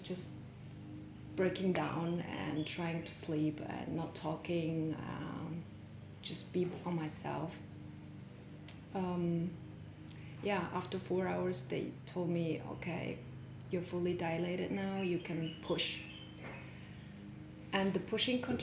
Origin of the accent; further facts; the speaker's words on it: Germany; moved away; also born or lived in Mongolia; I'm born in Mongolia. I'm Mongolian. I grew up in Germany